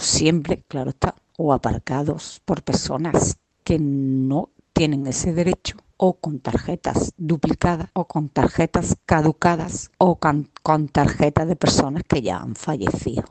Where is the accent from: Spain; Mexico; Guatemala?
Spain; a town in the province of Cádiz, Andalusia; Soy de un pueblo de la provincia de Cádiz